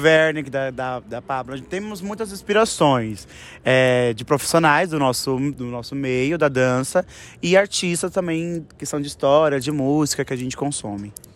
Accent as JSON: {"language": "Portuguese", "region": "São Paulo", "country": "Brazil", "said": "Todos nós somos do mesmo bairro, da Zona Oeste de São Paulo"}